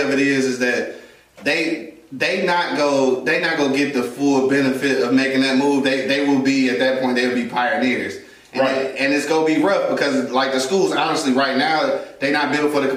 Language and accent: English; Detroit, Michigan, United States; When I was graduating from Martin Luther King Junior Senior High School, the best high school in Detroit City